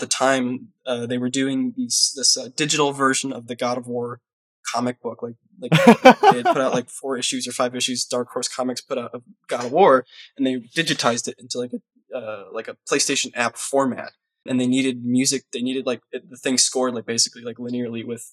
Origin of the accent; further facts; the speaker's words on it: Cleveland, Ohio, United States; moved away as an adult; now in Los Angeles, United States; I'm from Cleveland, Ohio, and like there was nothing fucking going on in Cleveland, Ohio